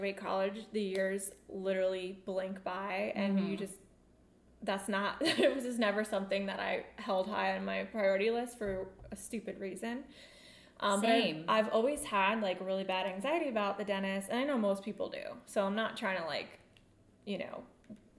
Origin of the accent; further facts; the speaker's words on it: New York, United States; moved away; also born or lived in Raleigh, North Carolina; I'm originally from New York, but I lived in Raleigh for high school